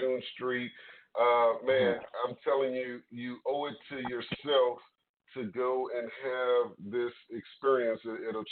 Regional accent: Trinidad & Tobago; I'm from Trinidad

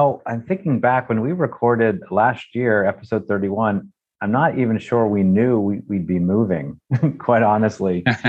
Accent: central Pennsylvania, United States; moved away as an adult; now in Charlottesville, United States; We decided to move from Pennsylvania, central PA, which is my hometown, kind of where I grew up, to Charlottesville, Virginia.

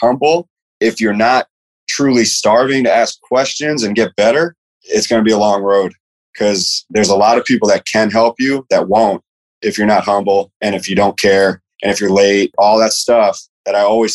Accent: Tampa, Florida, United States; moved away as an adult; also born or lived in Ohio / Virginia / Mississippi; I'm from Tampa

